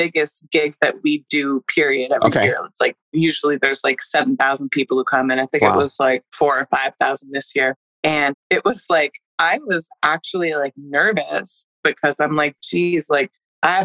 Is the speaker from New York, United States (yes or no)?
yes; Woodstock, New York, United States; I grew up in Woodstock, super liberal area.